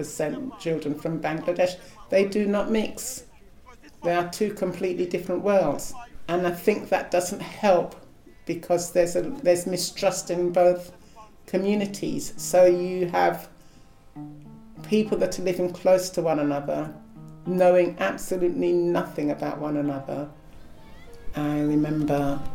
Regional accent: London, United Kingdom; also born or lived in Guyana; I grew up in Tower Hamlets.

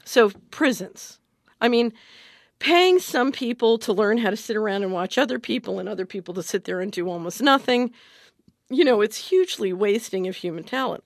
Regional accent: Philadelphia, Pennsylvania, United States; I grew up in Philadelphia

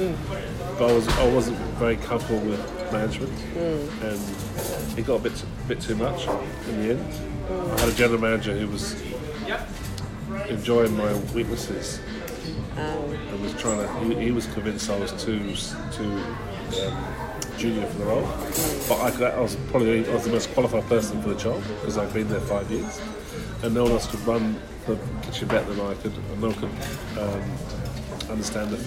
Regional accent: England, United Kingdom; moved away as an adult; also born or lived in London; now in Melbourne, Australia; being English

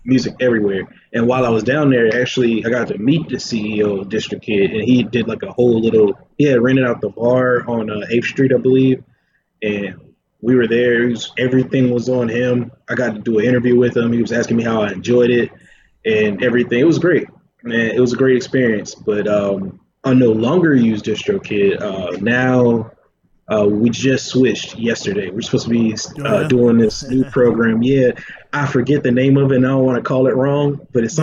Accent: North Carolina, United States; I'm a DJ from North Carolina.

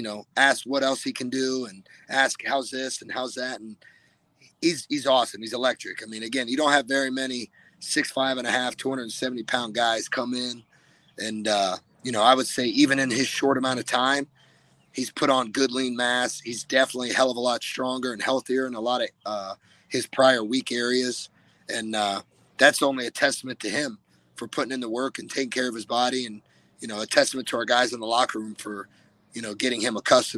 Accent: Olentangy, Ohio, United States; moved away; he's from my hometown.

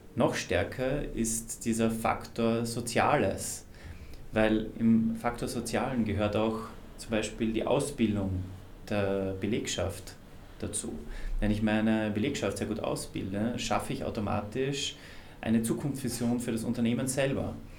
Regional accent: Austria; ich bin Österreicher

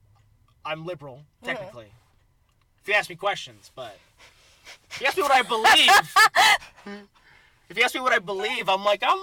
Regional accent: Redlands, California, United States; I grew up in Redlands, California

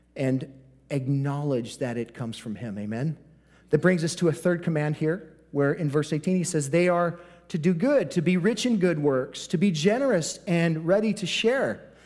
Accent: United States

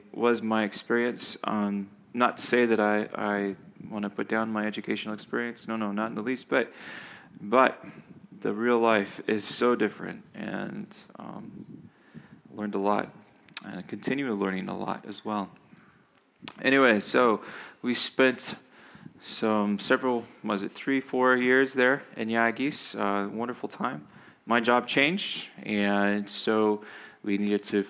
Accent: United States; moved away as an adult; also born or lived in Lebanon / Southern California; now in Dakar, Senegal; I am an American, and currently my family and I are living in the country of Senegal in West Africa

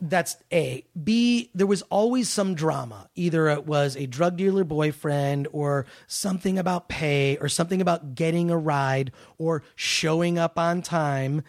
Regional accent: Detroit, Michigan, United States; now in Los Angeles, United States; I always hated Nazi skinheads growing up in Detroit.

